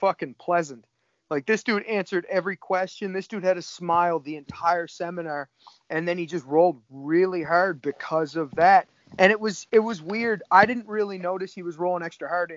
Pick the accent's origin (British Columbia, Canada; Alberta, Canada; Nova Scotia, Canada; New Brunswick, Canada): Nova Scotia, Canada; Cape Breton Island; I'm from Cape Breton Island in Canada. It's on the east coast of Canada